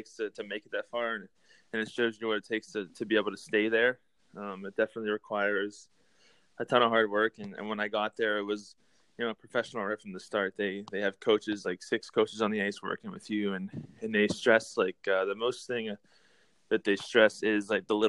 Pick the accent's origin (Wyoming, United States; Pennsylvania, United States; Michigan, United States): Pennsylvania, United States; Pittsburgh; born or raised there